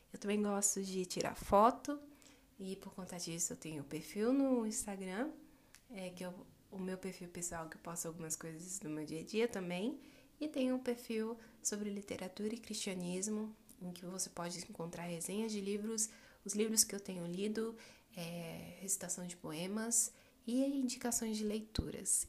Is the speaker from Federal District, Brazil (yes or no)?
yes; Brasília, Federal District, Brazil; sou brasileira, moro e nasci no Distrito Federal, aqui no quadradinho do Centro-Oeste brasileiro